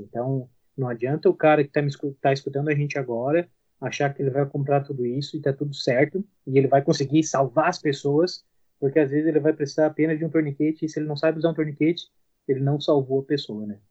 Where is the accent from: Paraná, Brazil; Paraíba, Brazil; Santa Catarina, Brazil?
Santa Catarina, Brazil; southern; eu sou daqui de Santa Catarina, do sul de Santa Catarina